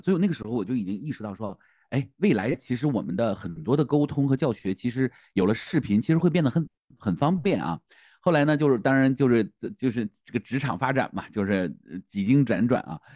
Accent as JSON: {"language": "Chinese", "region": "Northeast China", "country": "China", "said": "因为我是东北人嘛，东北人他本身就对萨满这件事儿是不太排斥的啊，我们叫跳大神儿啊"}